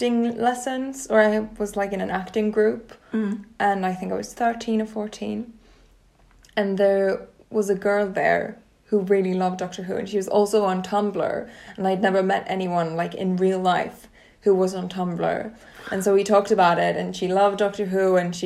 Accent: Sweden; English is a second language; Daphne and I are both from Sweden.

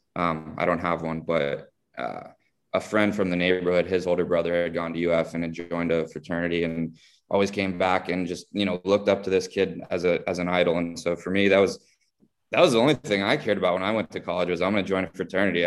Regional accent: South Florida, United States; as many of us growing up in South Florida did, took Spanish for many years in school

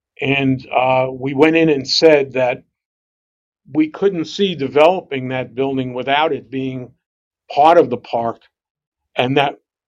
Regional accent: New York City, New York, United States; I grew up in Brooklyn also

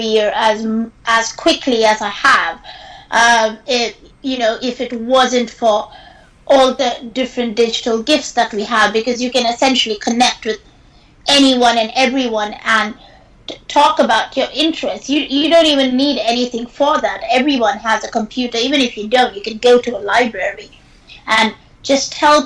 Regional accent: India; moved away as an adult; now in United Kingdom; growing up in India

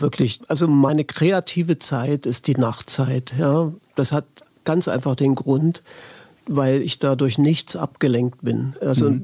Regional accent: Halle, Saxony-Anhalt, Germany; also born or lived in Leipzig; ich bin in Leipzig geboren, in Halle aufgewachsen

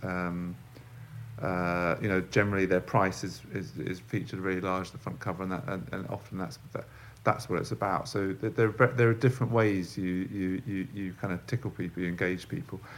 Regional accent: London, United Kingdom; I'm from London, I've grown up in London

